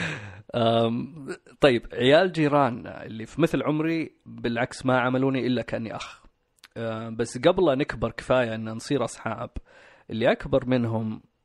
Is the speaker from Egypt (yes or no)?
no; Riyadh, Riyadh Province, Saudi Arabia; من اصول باكستانيه اتولدت في الرياض مستشفى الشميسي آه، تربيت مع اخواني واختي والوالدين